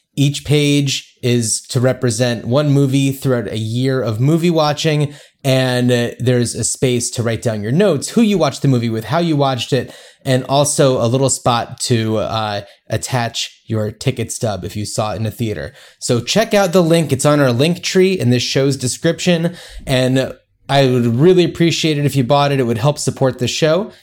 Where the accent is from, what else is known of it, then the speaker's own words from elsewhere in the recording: New Jersey, United States; We grew up in New Jersey